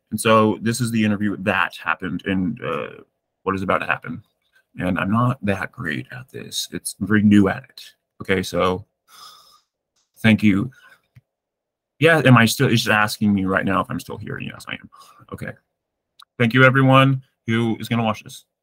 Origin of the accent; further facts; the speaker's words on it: Massachusetts, United States; also born or lived in Greece; I, I grew up in Massachusetts.